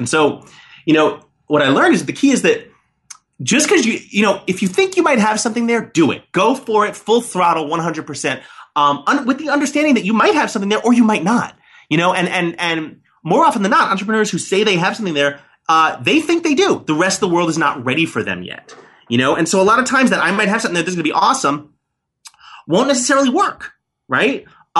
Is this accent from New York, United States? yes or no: yes; New York City, New York, United States; I was born and raised in New York City.